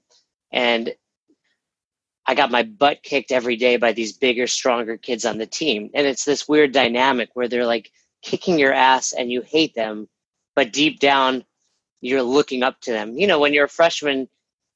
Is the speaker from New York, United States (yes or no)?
yes; Westchester, New York, United States; I grew up in Westchester, New York